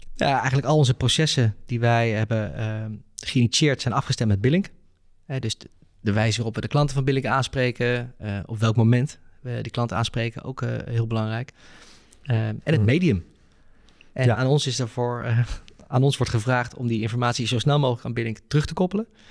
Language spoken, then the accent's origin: Dutch; Netherlands; als Nederlanders